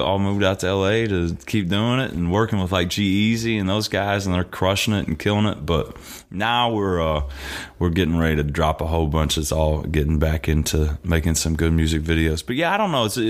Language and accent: English; Southern Indiana, United States; growing up in Southern Indiana